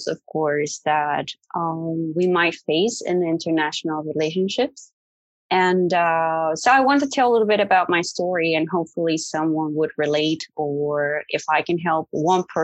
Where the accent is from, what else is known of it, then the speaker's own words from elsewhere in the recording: Netherlands; I'm from the Netherlands, but I'm actually half Mexican as well. So I was brought up in a bicultural family